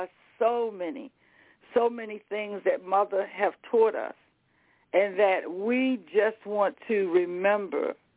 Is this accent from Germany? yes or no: no; the South, United States; I'm from the South.